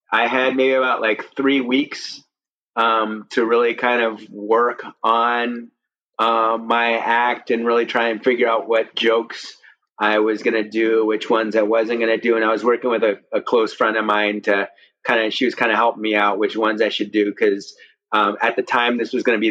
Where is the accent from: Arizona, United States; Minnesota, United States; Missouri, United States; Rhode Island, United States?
Missouri, United States; St. Louis; I'm from St. Louis, Missouri